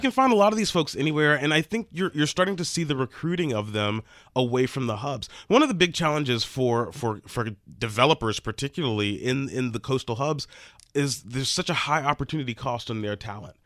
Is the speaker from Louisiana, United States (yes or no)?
yes; near New Orleans, Louisiana, United States; New Orleans, which is near my hometown